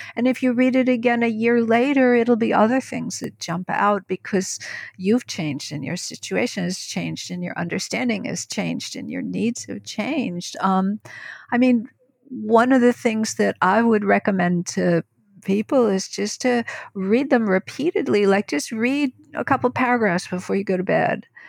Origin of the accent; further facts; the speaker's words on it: New York, United States; who grew up in New York State